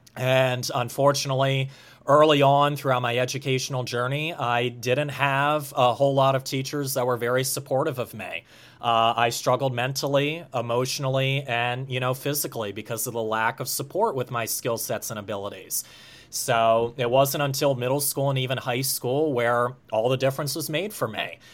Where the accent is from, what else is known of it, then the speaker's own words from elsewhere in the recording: Harleysville, Pennsylvania, United States; Harleysville, Pennsylvania